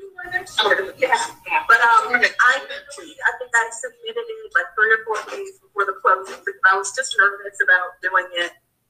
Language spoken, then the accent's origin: English; Texas, United States; now in Virginia, United States; Originally Texas